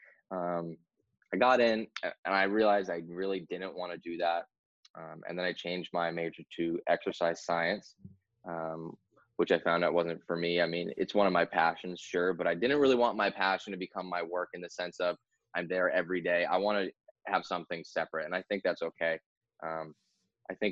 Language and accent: English; New Hampshire, United States; I'm from New Hampshire, born and raised. Been through all the winters ever since I was a kid